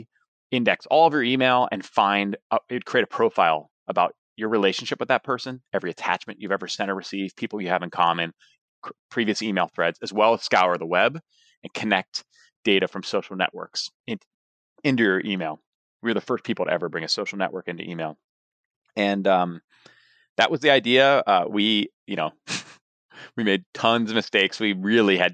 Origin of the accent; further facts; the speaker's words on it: State College, Pennsylvania, United States; go to school in my hometown